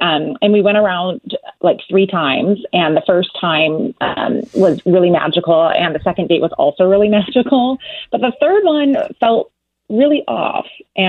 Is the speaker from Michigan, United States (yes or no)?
yes; Detroit, Michigan, United States; now in Pasadena, United States; I'm from the Detroit area